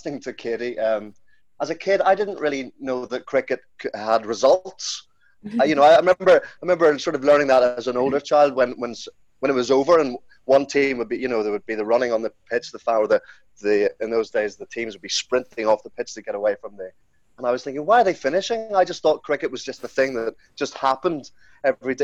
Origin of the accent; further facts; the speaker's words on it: Belfast, Northern Ireland, United Kingdom; growing up in Belfast, like my father and his father before him